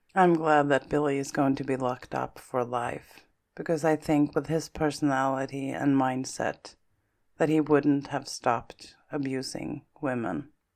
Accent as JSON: {"language": "English", "town": "Stockholm", "region": "Stockholm County", "country": "Sweden", "tie": "born or raised there", "said": "my hometown and the capital of Sweden, Stockholm"}